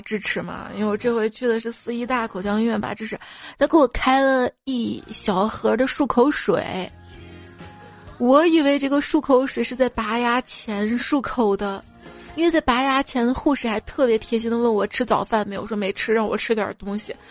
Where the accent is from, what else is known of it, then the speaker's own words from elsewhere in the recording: Northwest China, China; 那我是西北人